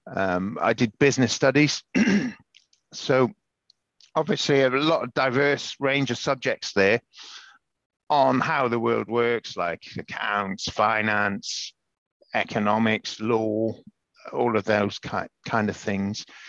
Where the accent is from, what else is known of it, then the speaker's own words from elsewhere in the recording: Pembrokeshire, Southwest Wales, United Kingdom; also born or lived in London; now in Chelmsford, United Kingdom; I was born in Pembrokeshire, Southwest Wales, in 1970, to a Welsh dad, English mum